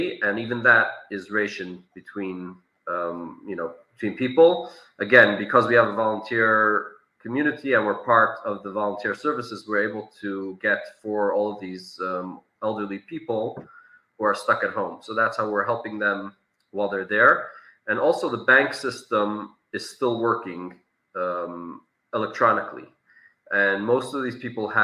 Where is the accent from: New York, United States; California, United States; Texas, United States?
California, United States; Santa Monica; moved away as an adult; also born or lived in Kharkiv, Ukraine; now in Ukraine; I grew up in Simchamonica, California